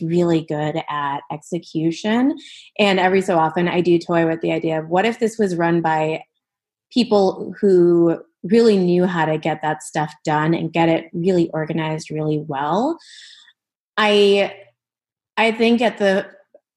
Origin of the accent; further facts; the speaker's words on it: Minnesota, United States; moved away; I was born and raised in the Midwest, but my family is from West Bengal